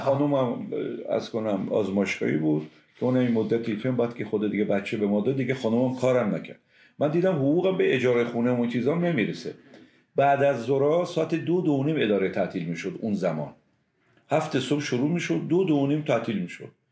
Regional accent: Semnan, Iran; moved away as an adult; من متولد شهر سمنان هستم

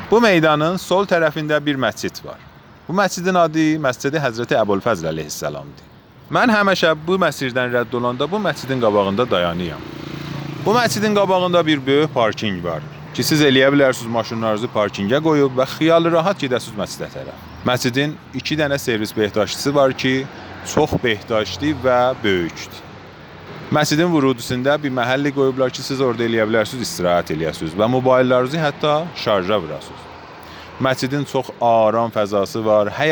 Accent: Ardabil, Ardabil Province, Iran; və Ərdəbilliyəm.

